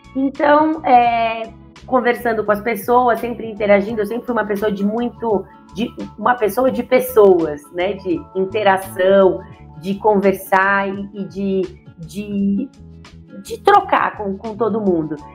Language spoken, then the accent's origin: Portuguese; São Paulo, Brazil; Então eu sou nascida e criada em São Paulo, na Bela Vista, mais conhecida como Bexiga. É, muitas pessoas identificam meu sotaque por aí